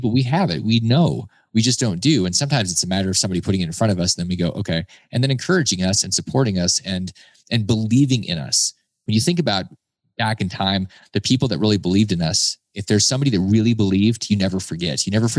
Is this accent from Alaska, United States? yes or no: yes; Alaska, United States; I grew up in Alaska and I've been to Africa.